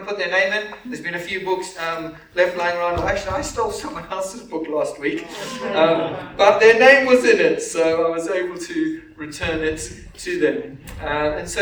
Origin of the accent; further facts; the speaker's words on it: Zimbabwe; moved away; also born or lived in Canterbury; I grew up in Zimbabwe